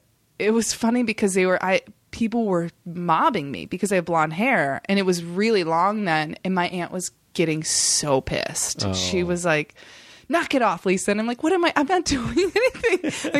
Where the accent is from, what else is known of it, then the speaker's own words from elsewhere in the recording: Indiana, United States; I mean, I don't know, growing up in Indiana and you only see these like amazing photos of the Great Wall